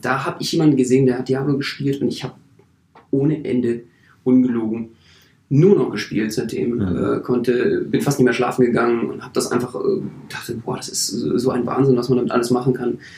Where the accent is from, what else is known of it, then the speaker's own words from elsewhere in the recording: Berlin, Germany; ich bin Berliner